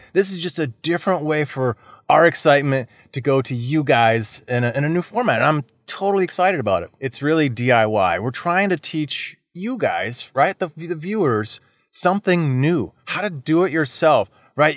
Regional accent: Florida, United States; I was born and raised in Florida

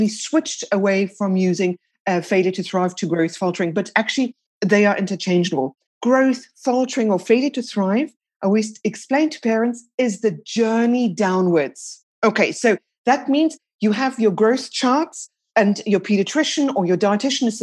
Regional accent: South Africa; moved away as an adult; also born or lived in United Kingdom; now in France; I'm originally from South Africa. I moved over to the UK in 1996.

